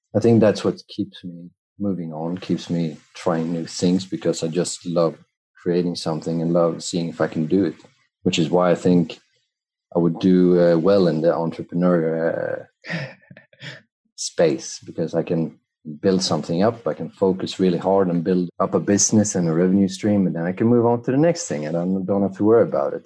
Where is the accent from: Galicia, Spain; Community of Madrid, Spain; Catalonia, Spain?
Community of Madrid, Spain; Madrid; I was born in Spain, in Madrid